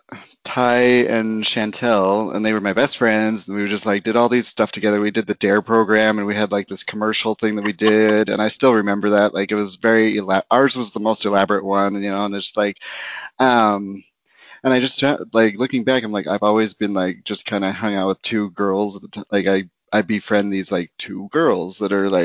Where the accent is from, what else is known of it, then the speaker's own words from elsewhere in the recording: Roosevelt, Utah, United States; moved away; also born or lived in Idaho; I grew up in Utah, like in a small, very, very small town called Roosevelt.